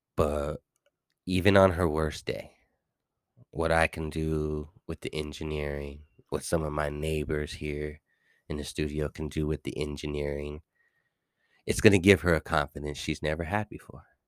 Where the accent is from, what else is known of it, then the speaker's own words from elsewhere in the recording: California, United States; I'm coming from Cali